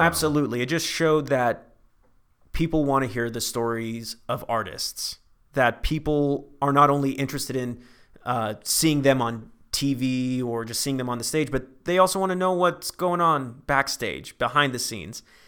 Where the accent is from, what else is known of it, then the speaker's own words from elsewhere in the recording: Vacaville, California, United States; moved away as an adult; now in Los Angeles, United States; I'm from Northern California, small town called Vacaville